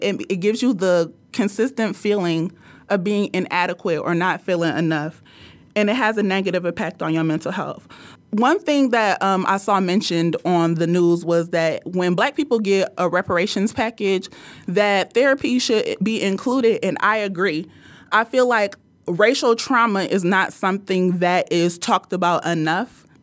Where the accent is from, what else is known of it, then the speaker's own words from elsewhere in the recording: Nigeria; I'm Nigerian